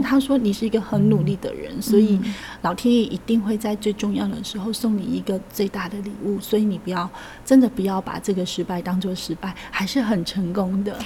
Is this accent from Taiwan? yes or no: yes; countryside of central-southern Taiwan, Taiwan; 我来自一个中南部的乡下